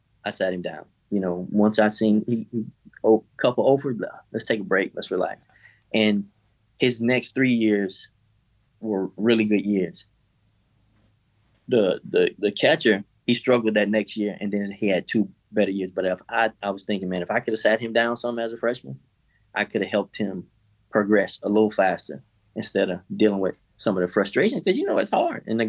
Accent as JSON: {"language": "English", "town": "Miami", "region": "Florida", "country": "United States", "tie": "born or raised there", "moved": "yes", "said": "I'm from Miami"}